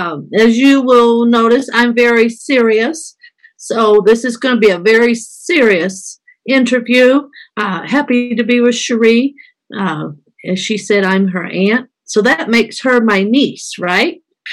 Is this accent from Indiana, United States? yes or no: yes; Carmel, Indiana, United States; moved away as an adult; also born or lived in Texas; now in Colombia; I am 61 years old. Did I say that out loud? I grew up in Indiana. I won't tell you all the details of everything. Grew up in Indiana. Graduated from high school there in the Carmel area.